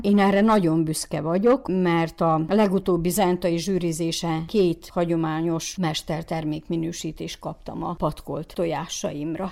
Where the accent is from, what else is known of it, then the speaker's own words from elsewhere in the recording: Muzhiievo, Zakarpattia Oblast, Ukraine; maradjunk a muzsiai területünkön, szülőfalunkba